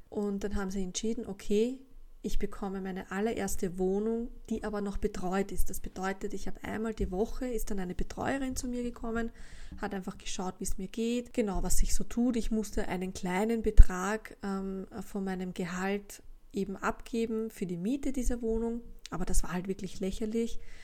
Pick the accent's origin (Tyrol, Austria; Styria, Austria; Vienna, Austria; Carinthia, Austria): Vienna, Austria; Gegangen bin ich in der Wittelsbachstraße zur Schule im zweiten Bezirk